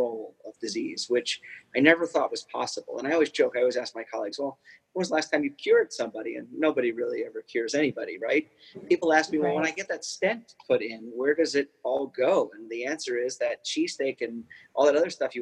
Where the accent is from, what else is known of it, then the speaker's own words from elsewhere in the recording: East Coast, United States; moved away; growing up on the East Coast